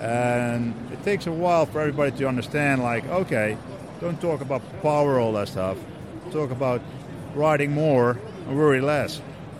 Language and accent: English; Netherlands; From the Netherlands.